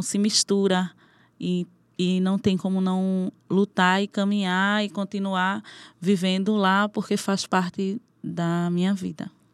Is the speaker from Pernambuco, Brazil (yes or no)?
yes; Caranguejo Tabaiares, Pernambuco, Brazil; Sou nascida e criada em Caranguejos Tabaiares.